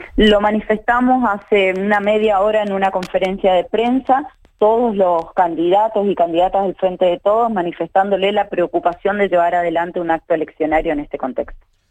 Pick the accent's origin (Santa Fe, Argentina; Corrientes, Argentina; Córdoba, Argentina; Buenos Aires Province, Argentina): Corrientes, Argentina; Paso de los Libres; yo soy de Paso de los Libres